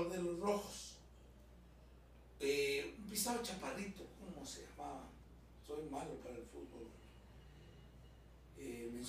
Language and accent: Spanish; Cuba; yo vengo de Cuba y vengo de una obra que se llama Guatemala